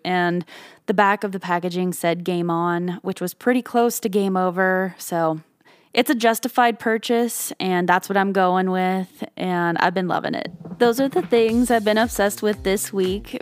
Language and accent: English; Canada; now in Nashville, United States; I come from Canada and my lips have just always been chapped growing up